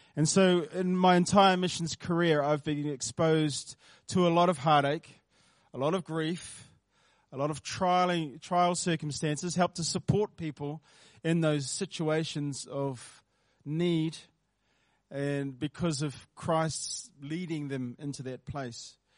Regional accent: Porirua, Wellington, New Zealand; also born or lived in South Wairarapa; my earlier years were spent over in Porirua, um, Porirua East. I grew up in Cannons Creek, um, started life there.

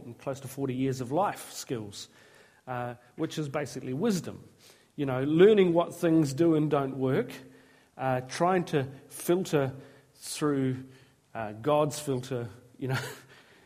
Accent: Tolaga Bay, Gisborne, New Zealand; moved away; I was raised in Tolaga Bay

